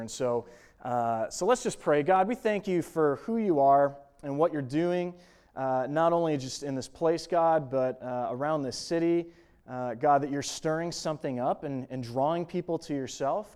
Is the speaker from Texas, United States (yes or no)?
no; Buffalo, New York, United States; moved away as an adult; now in Kansas, United States; I grew up in Buffalo, New York, and moved out here to Kansas